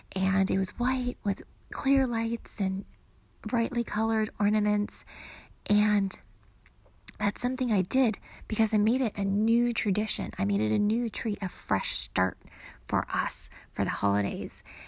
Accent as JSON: {"language": "English", "region": "California", "country": "United States", "tie": "born or raised there", "moved": "yes", "lives_now": "Arizona, United States", "said": "I grew up in California, so, and we live in Arizona"}